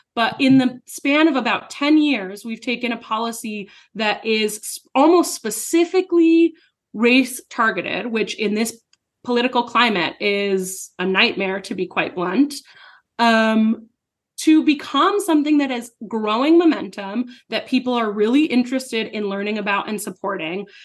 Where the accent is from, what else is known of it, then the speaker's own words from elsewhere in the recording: New Mexico, United States; I'm from New Mexico